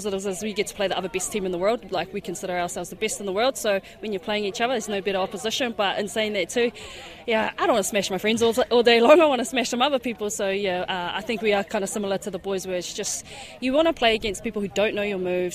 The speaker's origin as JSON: {"language": "English", "region": "Auckland", "country": "New Zealand", "tie": "born or raised there", "said": "I'm born and bred in Auckland"}